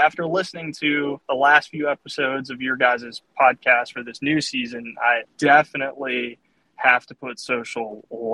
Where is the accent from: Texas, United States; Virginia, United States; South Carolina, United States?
Virginia, United States; Southern; accent: Southern; moved away as an adult; now in Greensboro, United States; I grew up in Southern Virginia